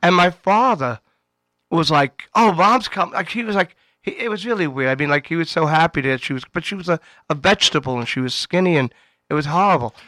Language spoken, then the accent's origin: English; New York City, New York, United States; I was from Queens